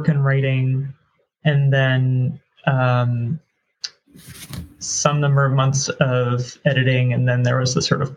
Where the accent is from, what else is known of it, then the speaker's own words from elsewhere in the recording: East Coast, United States; now in Pacific Northwest, United States; Growing up on the East Coast